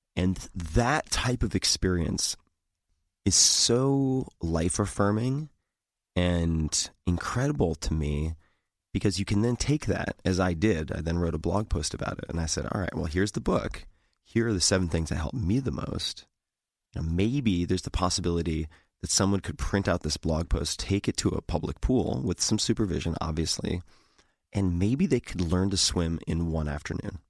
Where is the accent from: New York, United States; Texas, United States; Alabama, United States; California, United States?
New York, United States; Eastern Long Island; I grew up on Eastern Long Island